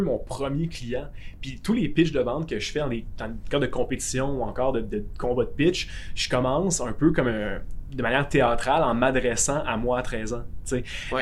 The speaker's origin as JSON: {"language": "French", "town": "Gatineau", "region": "Quebec", "country": "Canada", "said": "je suis de Gatineau"}